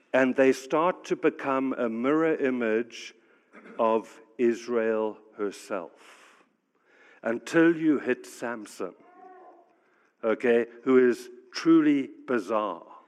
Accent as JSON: {"language": "English", "country": "South Africa", "tie": "born or raised there", "moved": "yes", "said": "I'm actually African. I grew up in South Africa. I've lived around the world"}